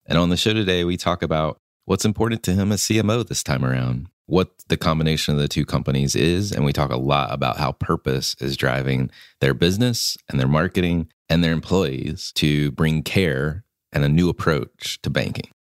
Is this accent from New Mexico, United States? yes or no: no; Concord, North Carolina, United States; I grew up twenty miles from here